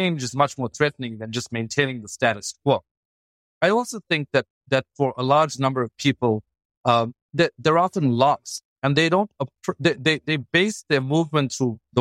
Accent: Durban, KwaZulu-Natal, South Africa; moved away as an adult; also born or lived in Stellenbosch; I grew up in Durban

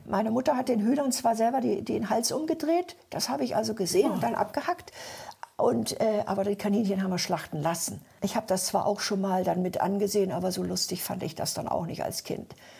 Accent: Sehnde, Lower Saxony, Germany; also born or lived in Upper Silesia / former East Germany; dann bin ich da eben groß geworden und bin dann auch mit sechs Jahren da zur Schule gekommen

